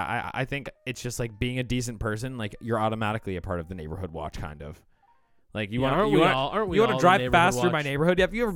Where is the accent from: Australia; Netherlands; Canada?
Canada; Ontario; I'm from Southern Ontario.